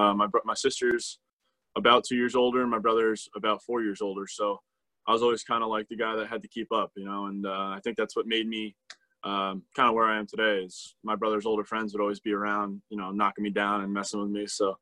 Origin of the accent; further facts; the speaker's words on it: New Jersey, United States; I mean, I live 30 minutes ish from New York City, so I've had plenty of experiences getting to go in there.